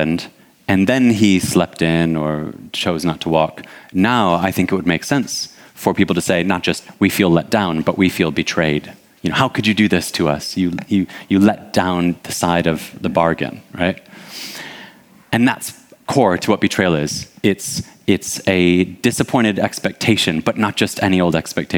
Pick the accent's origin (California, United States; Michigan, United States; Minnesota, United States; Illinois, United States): Michigan, United States; Detroit; now in United Kingdom; I'm originally from Detroit.